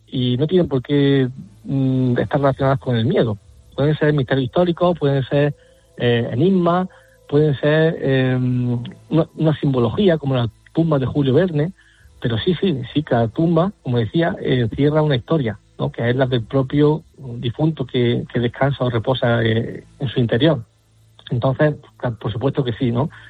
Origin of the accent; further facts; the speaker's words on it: Alcaudete, Andalusia, Spain; mi tierra, el cementerio histórico de Alcaudete